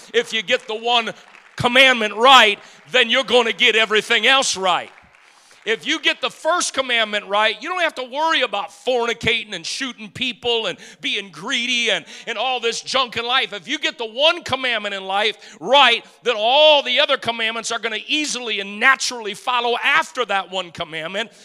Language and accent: English; Detroit, Michigan, United States; moved away; I grew up in Detroit